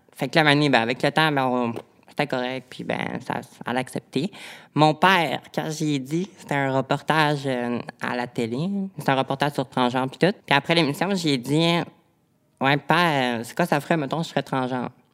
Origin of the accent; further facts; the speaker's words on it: Quebec, Canada; je viens du Lac-Saint-Jean